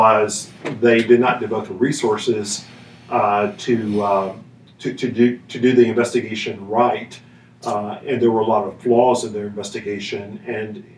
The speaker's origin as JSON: {"language": "English", "town": "Columbia", "region": "Tennessee", "country": "United States", "tie": "born or raised there", "also_born_or_lived": "Nashville, Tennessee / Cocoa Beach, Florida / Melbourne, Florida", "said": "I grew up in Maury County in Columbia, moved to Nashville when I was a junior in high school"}